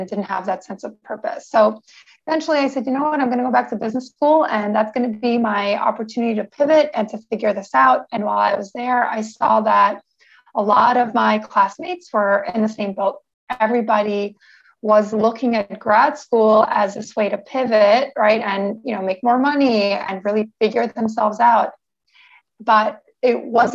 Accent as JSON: {"language": "English", "town": "New York City", "region": "New York", "country": "United States", "moved": "yes", "lives_now": "San Diego, United States", "said": "I'm currently living in San Diego, California, but I'm originally from New York City"}